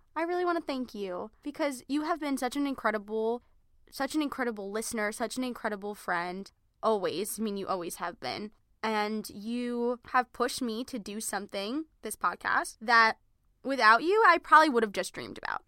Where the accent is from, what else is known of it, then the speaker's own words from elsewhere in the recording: Merrick, New York, United States; we're originally from Merrick, Long Island.